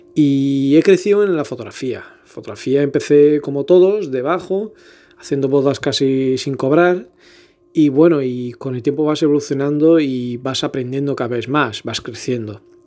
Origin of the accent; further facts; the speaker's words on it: Elvas, Portalegre District, Portugal; moved away as an adult; also born or lived in Lisbon; now in Badajoz, Spain; Soy portugués de Lisboa, nacido y criado en Elvas, pero resido en Badajoz, Extremadura, España, hace ya muchos años, 14 si no me equivoco